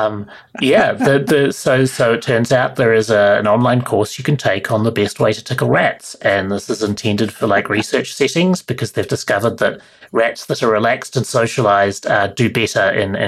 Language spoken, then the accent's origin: English; Christchurch, Canterbury, New Zealand; moved away as an adult; I grew up in Christchurch, which is where I'm living now as well, actually, after a long hiatus